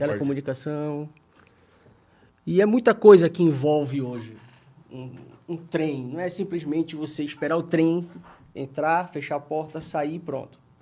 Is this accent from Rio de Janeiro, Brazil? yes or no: no; Belém, Pará, Brazil; accent: paraense; moved away as an adult; now in São Paulo, Brazil; sou de Belém do Pará